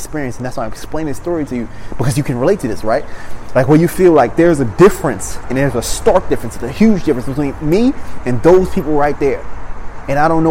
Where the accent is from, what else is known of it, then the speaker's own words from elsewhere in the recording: Maryland, United States; moved away; I come from Maryland.